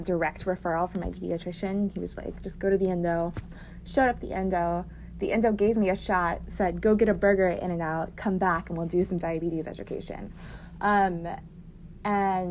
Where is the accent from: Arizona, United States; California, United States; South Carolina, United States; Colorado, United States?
California, United States; Moorpark; now in Dallas, United States; I live in Dallas, Texas, but I am originally from Moorpark, California, the Ventura County area